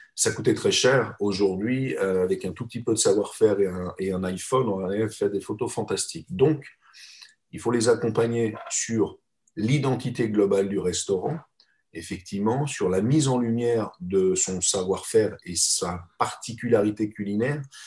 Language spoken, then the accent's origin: French; Geneva, Switzerland; moved away as an adult; now in Paris, France; je suis un Suisse, je suis né à Genève